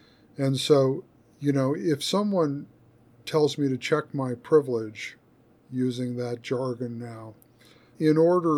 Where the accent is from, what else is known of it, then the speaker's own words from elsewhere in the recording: United States; as an American in the 21st century